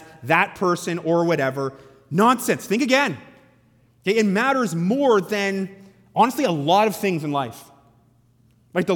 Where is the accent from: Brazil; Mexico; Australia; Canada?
Canada; As Canadian Christians